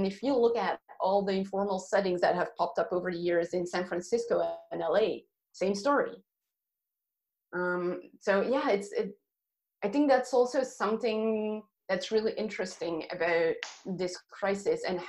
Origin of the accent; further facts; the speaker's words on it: Belgium; moved away; Belgium, my home country